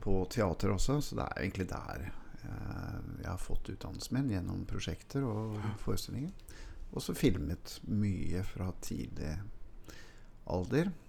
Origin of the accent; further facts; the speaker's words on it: Oslo, Norway; also born or lived in St. Hanshaugen, Oslo; der jeg vokste opp i Melsersgata